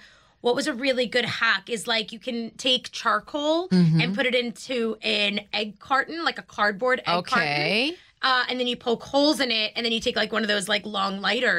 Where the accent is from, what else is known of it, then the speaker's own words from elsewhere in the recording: New York City, New York, United States; I grew up in Queens, so they didn't have, like, Walmarts near me